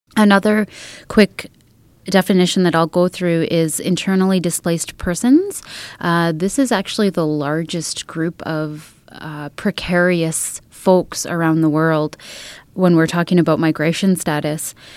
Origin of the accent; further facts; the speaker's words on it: Edmonton, Alberta, Canada; I am a Treaty 6 settler, so I was born and raised in Edmonton